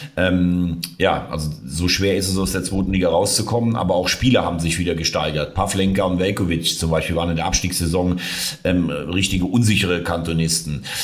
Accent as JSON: {"language": "German", "region": "Rhineland", "country": "Germany", "said": "ich jetzt als Rheinländer"}